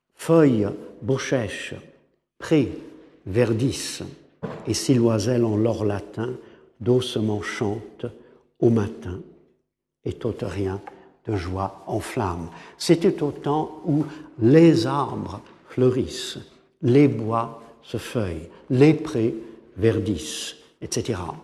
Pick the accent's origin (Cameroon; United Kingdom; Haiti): United Kingdom; England; French is a second language; En tant qu'anglais